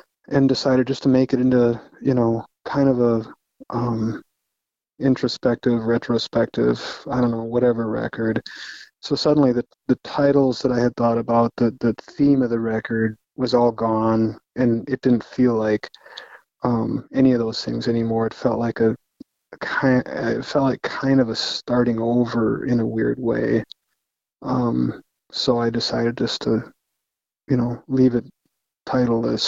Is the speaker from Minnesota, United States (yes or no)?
yes; Austin, Minnesota, United States; now in Duluth, United States; growing up in Austin